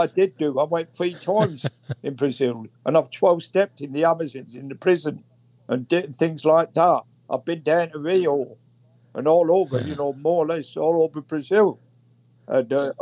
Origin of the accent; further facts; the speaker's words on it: Manchester, North West England, United Kingdom; I come from Lancashire